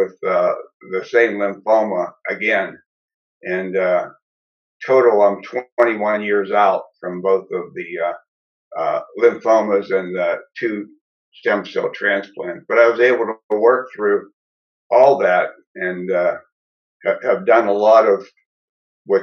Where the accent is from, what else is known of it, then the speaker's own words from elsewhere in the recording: Greensburg, Pennsylvania, United States; my hometown